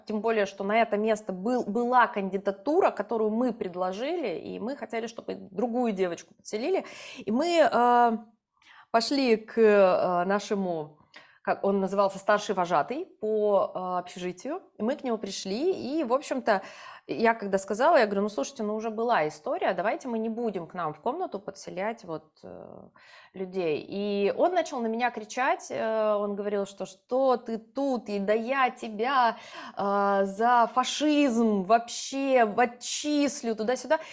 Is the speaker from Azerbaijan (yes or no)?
no; Yoshkar-Ola, Mari El, Russia; moved away as an adult; also born or lived in Moscow; когда я приезжала из Москвы в Ешкаралу, маленький город, ну, у нас сейчас, наверное, 1300 человек всего